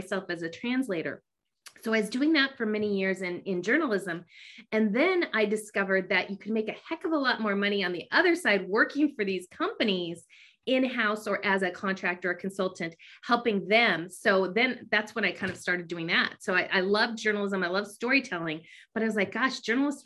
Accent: Bay Area, California, United States; I grew up in California in the Bay Area.

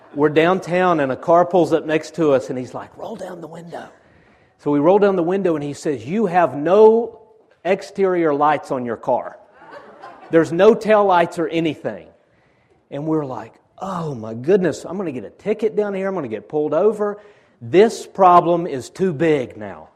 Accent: Chickamauga, Georgia, United States; I'm from Chickamauga

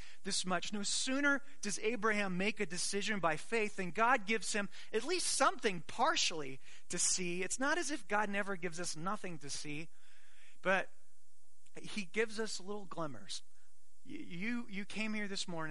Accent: Arizona, United States; I grew up in Arizona

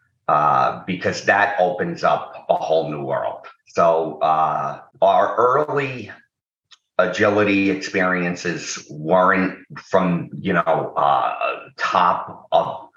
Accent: New York City, New York, United States; I was born in New York City, in the Bronx, the borough of the Bronx, which has a bad reputation sometimes, but I had a very good time growing up

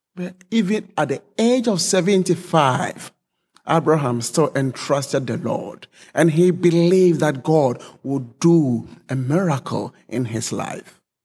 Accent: Ghana; also born or lived in Hong Kong; now in Germany; Originally, I'm from Ghana, but I've been living in Germany for some time.

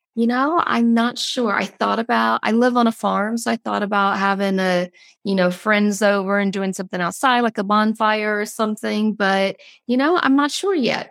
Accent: Georgia, United States; moved away; I'm actually originally from Georgia, all of my family live in Georgia

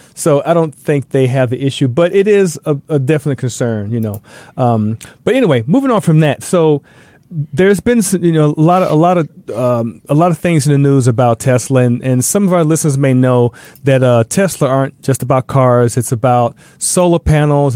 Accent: the South, United States; moved away; I'm from the South

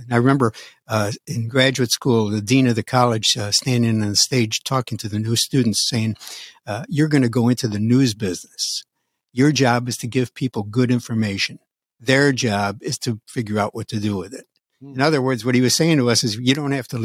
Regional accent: Utica, New York, United States; moved away as an adult; Utica, New York is my hometown. I was raised there, went to high school there

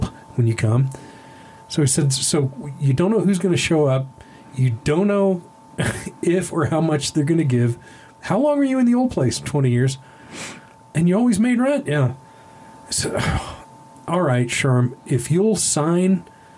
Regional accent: Texas, United States; now in Santa Fe, United States; I'm a Texan, so yeah, I've been to the Alamo quite a few times.

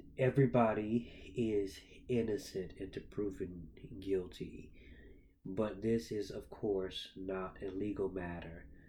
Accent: Norfolk, Virginia, United States; The president is in my hometown right now. He is in Norfolk, Virginia

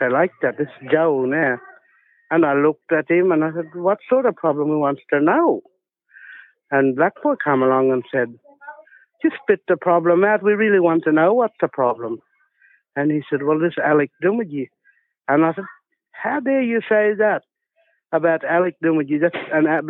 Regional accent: Dry Creek and Fish River, Waanyi Garawa Land Trust, Northern Territory, Australia; We're from Dry Creek and Fish River.

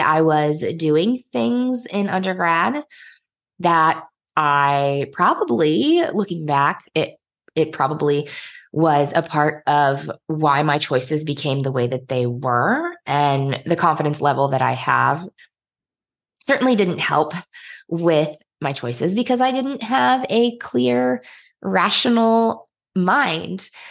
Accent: Indiana, United States; moved away as an adult; also born or lived in Nigeria; we ended up moving back to my home state, which is Indiana

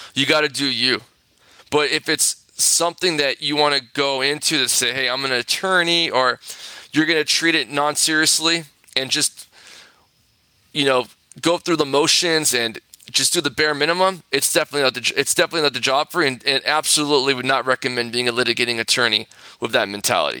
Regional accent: Corona, California, United States; also born or lived in Santa Monica, California; I grew up in Corona, California.

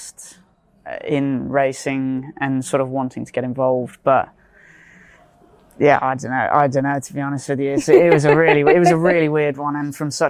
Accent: Cheltenham, South West England, United Kingdom; growing up near Cheltenham

